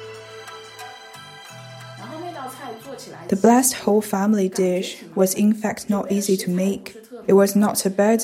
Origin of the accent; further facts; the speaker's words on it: Wuhan, Hubei, China; moved away as an adult; now in Edinburgh, United Kingdom; I'm a Han ethnic Chinese. I come from Wuhan, and now I'm living in Edinburgh